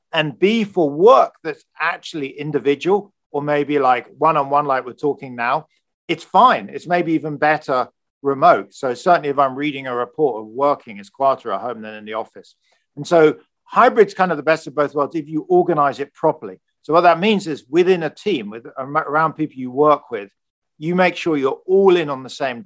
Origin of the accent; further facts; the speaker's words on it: United Kingdom; moved away as an adult; also born or lived in United States; now in California, United States; I'm British, hopefully. I've been in the US for 15 years